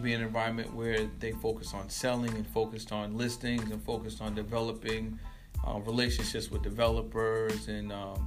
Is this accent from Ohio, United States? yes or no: no; Boston, Massachusetts, United States; now in Austin, United States; I'm from Boston